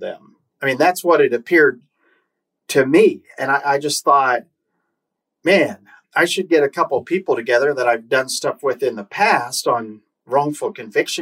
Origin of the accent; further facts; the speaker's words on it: Oklahoma, United States; I'm from Oklahoma.